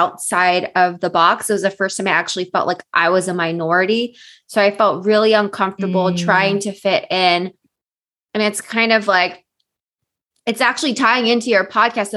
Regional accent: Bay Area, California, United States; also born or lived in San Diego; I'm from the Bay Area

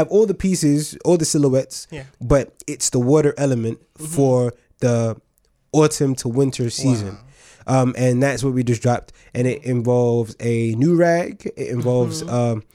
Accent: New York City, New York, United States; moved away as an adult; also born or lived in Nigeria (ancestry); now in United Kingdom; I was born in the United States of America, Staten Island, New York, be exact. I lived there for a lot of my life

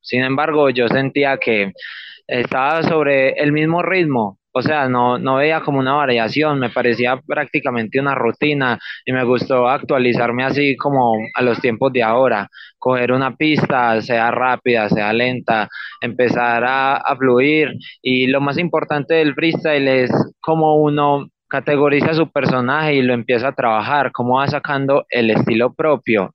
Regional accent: Copacabana, Antioquia, Colombia; yo soy de Copacabana, em, exactamente en el barrio Pedregal

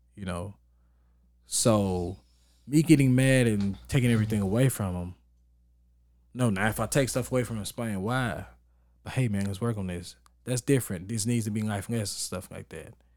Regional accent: Texas, United States; moved away; I grew up in Texas

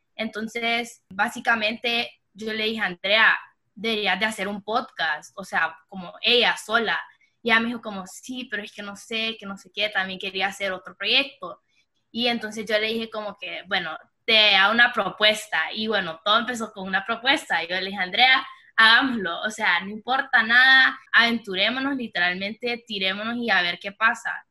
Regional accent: Honduras; also born or lived in Miami, United States; nací en Miami, me crié en Honduras toda mi vida

